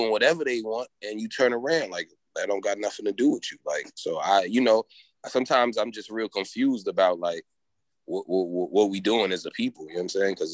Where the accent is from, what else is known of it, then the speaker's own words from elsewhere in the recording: Haiti; And you know, I come from Haiti, so it's like a lot of the shit that a lot